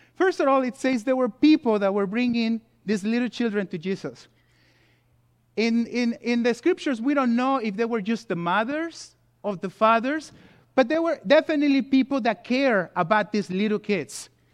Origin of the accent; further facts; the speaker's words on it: Mexico City, Mexico; also born or lived in California; now in United States; I was born and race in Mexico City